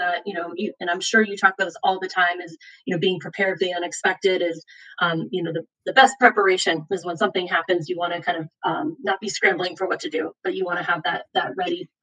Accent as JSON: {"language": "English", "region": "Virginia", "country": "United States", "said": "I'm from Virginia. That's where I live"}